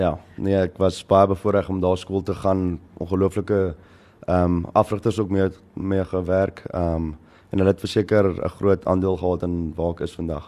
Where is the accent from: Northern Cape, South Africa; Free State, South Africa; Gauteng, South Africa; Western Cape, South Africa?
Western Cape, South Africa; Paarl; also born or lived in Durbanville / Malmesbury; toe trek ons Parel toe en toe van kleins af in Parel